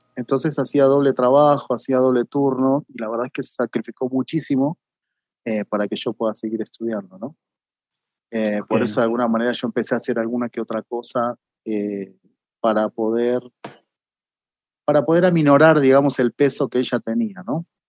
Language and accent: Spanish; Mariano Acosta, Buenos Aires Province, Argentina; moved away as an adult; also born or lived in Marcos Paz / Mexico / Brazil; no vivía en Marcos Paz, sino que era una, ciudad que quedaba pegada a Mariano Acosta, que, fue donde yo me crié